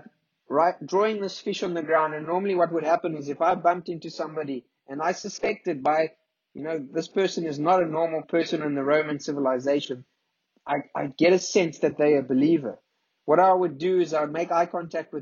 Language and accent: English; South Africa; if we come from South Africa